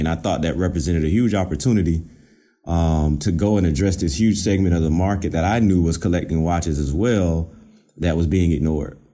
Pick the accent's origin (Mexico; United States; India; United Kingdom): United States; Georgia; moved away as an adult; now in Virginia, United States; I'm originally from Georgia